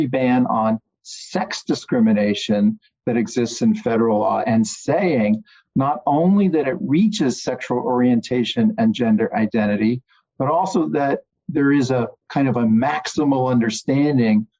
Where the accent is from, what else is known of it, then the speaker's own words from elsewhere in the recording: Virginia, United States; Commonwealth of Virginia, in my home state